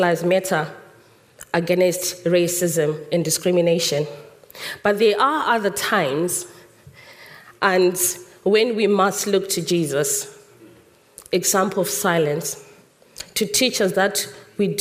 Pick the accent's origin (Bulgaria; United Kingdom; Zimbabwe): Zimbabwe; moved away; In our Zimbabwean culture, I was born in Zimbabwe